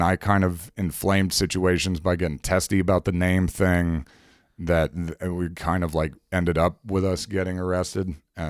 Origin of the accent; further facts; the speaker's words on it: the South, United States; accent: southern; now in Chicago, United States; I think I kind of had a bit of a southern. I was raised in the South. When I came up to Chicago, everyone gave me shit for having a southern accent.